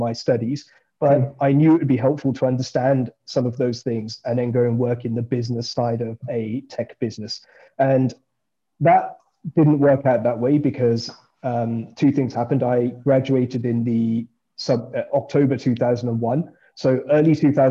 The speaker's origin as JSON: {"language": "English", "town": "Birmingham", "region": "West Midlands", "country": "United Kingdom", "tie": "born or raised there", "moved": "yes", "said": "I grew up in Birmingham"}